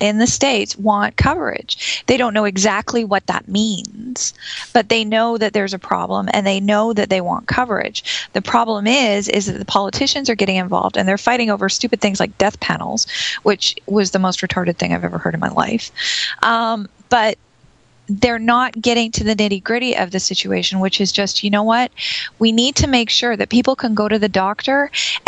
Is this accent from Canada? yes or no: yes; Canada; I'm Canadian